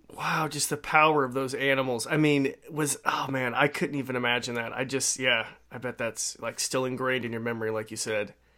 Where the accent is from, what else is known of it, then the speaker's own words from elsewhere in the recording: Idaho, United States; I grew up in Roby Creek, Idaho